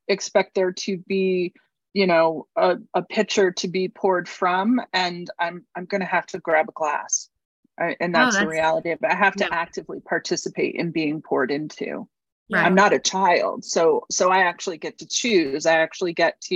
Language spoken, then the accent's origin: English; New Hampshire, United States; also born or lived in Houston; now in Mississippi, United States; I grew up in New Hampshire